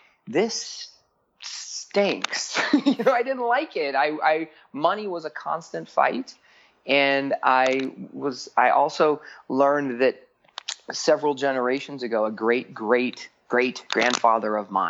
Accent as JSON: {"language": "English", "town": "Phoenix", "region": "Arizona", "country": "United States", "tie": "born or raised there", "said": "I grew up in Phoenix, Arizona"}